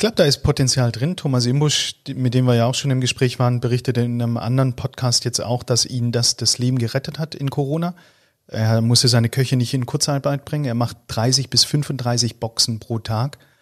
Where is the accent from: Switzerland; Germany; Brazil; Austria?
Austria; als Österreicher